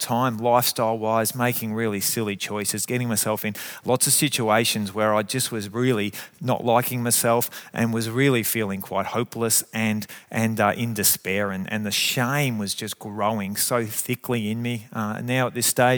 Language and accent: English; Geelong, Victoria, Australia; I grew up in Geelong and in this area, growing up in Highton and going to Belmont High